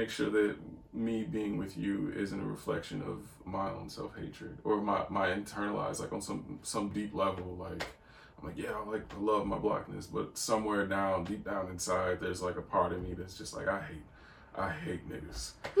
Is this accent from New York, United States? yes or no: no; St. Louis, Missouri, United States; My mom, we lived in the, I'm from St. Louis, and we lived in the hood. So I was constantly surrounded by black people growing up.